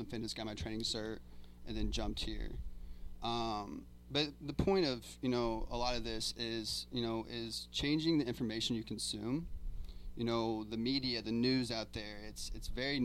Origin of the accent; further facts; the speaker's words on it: Indiana, United States; moved away as an adult; I'm originally from Indiana. I've been here for 3 years